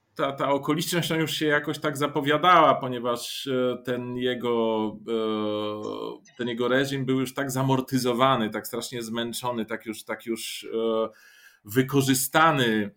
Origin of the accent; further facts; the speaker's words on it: Bulgaria; also born or lived in Poland; now in Warsaw, Poland; z urodzenia Bułgar, tak, no siłą okoliczności takich terytorialnych e, Polak